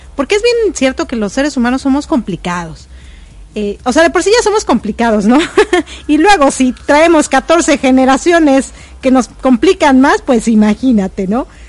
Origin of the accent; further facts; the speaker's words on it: Mexico; moved away as an adult; also born or lived in United States / Ecuador; cuando salí de México dije, ay no, ya estoy harta de México, me voy a ir a Estados Unidos.